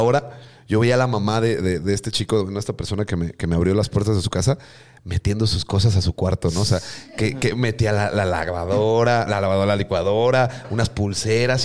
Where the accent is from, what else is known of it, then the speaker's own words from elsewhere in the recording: Mexico City, Mexico; accent: chilango; moved away as an adult; now in Mérida, Mexico; con mi acento chilango